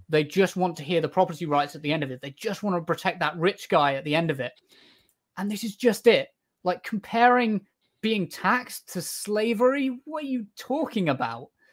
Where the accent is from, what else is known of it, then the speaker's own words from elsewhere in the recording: United Kingdom; I'm British